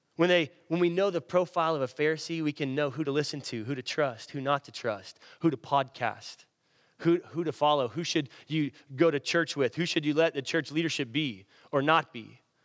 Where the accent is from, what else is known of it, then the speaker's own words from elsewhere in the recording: Irving, Texas, United States; where I grew up in Irving